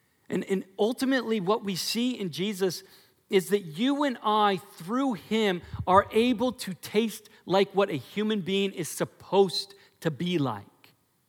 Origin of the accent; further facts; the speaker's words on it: Portland, Oregon, United States; when I came also from Portland, in Portland, our fruit is disgusting, okay? Just so you know. When I had peaches and cherries in Oregon, but they're gross.